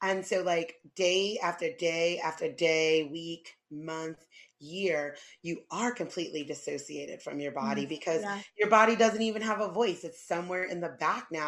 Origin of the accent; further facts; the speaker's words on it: New York City, New York, United States; moved away; I come from New York City